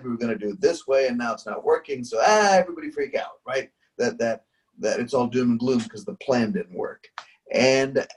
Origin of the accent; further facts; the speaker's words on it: India; growing up in India, where just nothing's on time